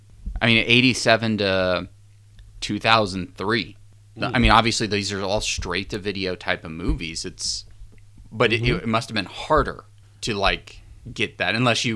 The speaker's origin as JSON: {"language": "English", "town": "New Orleans", "region": "Louisiana", "country": "United States", "said": "I'm from New Orleans."}